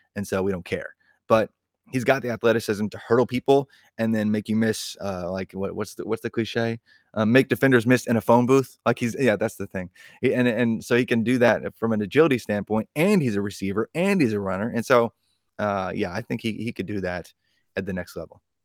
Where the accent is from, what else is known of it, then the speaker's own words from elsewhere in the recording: Indiana, United States; in my home state of indiana